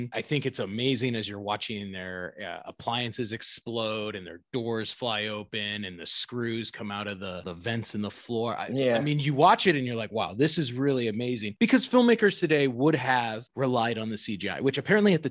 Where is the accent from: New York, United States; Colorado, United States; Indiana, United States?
Indiana, United States; us growing up in Indiana